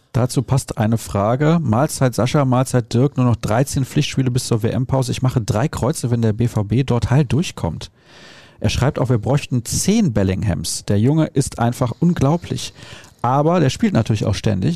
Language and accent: German; Solingen, North Rhine-Westphalia, Germany; ich bin in Solingen aufgewachsen, da gab es die Nähe zu Köln halt einfach